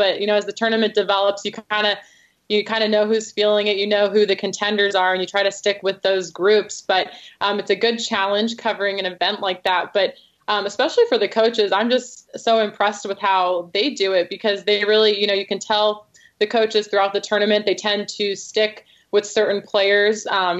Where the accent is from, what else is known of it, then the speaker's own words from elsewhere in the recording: California, United States; now in Providence, United States; I'm from California